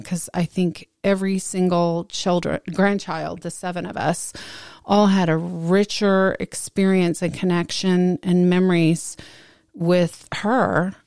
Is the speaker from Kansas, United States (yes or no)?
no; Dallas, Texas, United States; I grew up very insulated in Dallas.